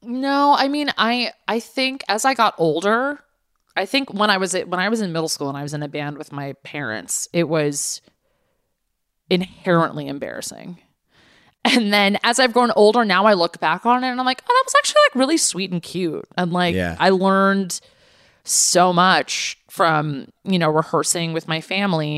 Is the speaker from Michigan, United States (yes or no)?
no; Los Angeles, California, United States; growing up in the valley the valley is technically in Los Angeles